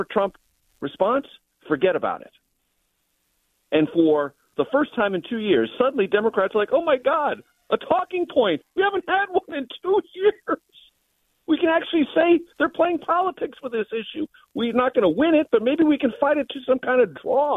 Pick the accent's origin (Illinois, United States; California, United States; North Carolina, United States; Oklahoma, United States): California, United States; San Diego; I grew up in San Diego